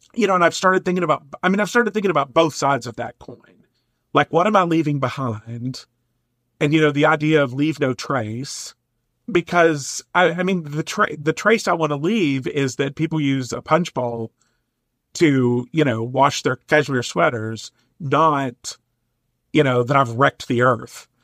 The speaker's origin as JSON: {"language": "English", "region": "Eastern Kentucky", "country": "United States", "tie": "born or raised there", "moved": "yes", "lives_now": "Minnesota, United States", "said": "I grew up in Eastern Kentucky, which I think is one of the most beautiful places on the planet."}